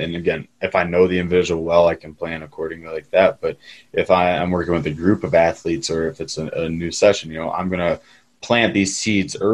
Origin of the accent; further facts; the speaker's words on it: Midwest, United States; I'm born and bred in American football culture in the Midwest.